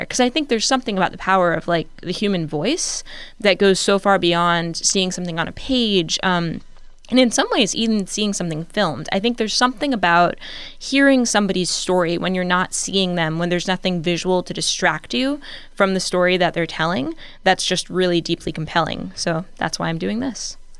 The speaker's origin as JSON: {"language": "English", "town": "Richmond", "region": "Virginia", "country": "United States", "tie": "born or raised there", "said": "I grew up in Richmond, Virginia"}